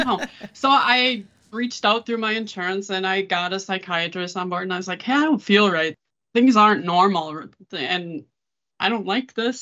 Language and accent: English; Saint Paul, Minnesota, United States; also born or lived in Georgia; I live in Saint Paul, Minnesota. I've lived here most of my life